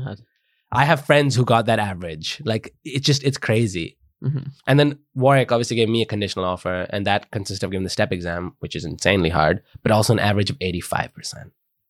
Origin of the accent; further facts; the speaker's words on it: Delhi, India; now in United Kingdom; growing up in Delhi